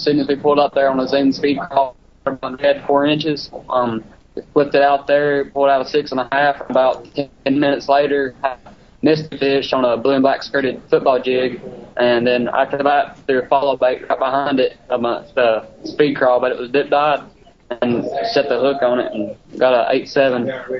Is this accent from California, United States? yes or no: no; Savannah, Tennessee, United States; I'm from Savannah, Tennessee, and up here at Pickwick Lake.